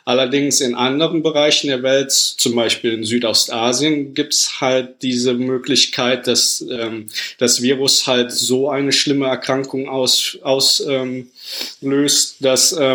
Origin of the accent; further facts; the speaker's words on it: Rhineland, Germany; also born or lived in United Kingdom / United States; now in Paris, France; Ähm, ich bin ursprünglich aus dem Rheinland, habe mich dann über Umwege von Großbritannien äh, fürs Studium in Mikrobiologie und Virologie dann über die USA jetzt momentan nach Paris verschlagen.